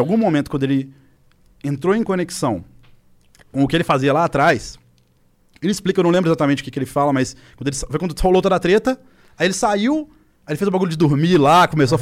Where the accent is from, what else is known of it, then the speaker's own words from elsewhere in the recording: Belo Horizonte, Minas Gerais, Brazil; em BH, minha cidade natal